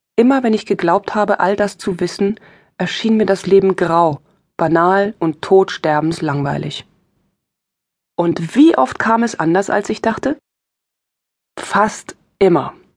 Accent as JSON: {"language": "German", "region": "East Germany", "country": "Germany", "tie": "born or raised there", "said": "Ich bin im Osten aufgewachsen. Im Osten Deutschlands, DDR"}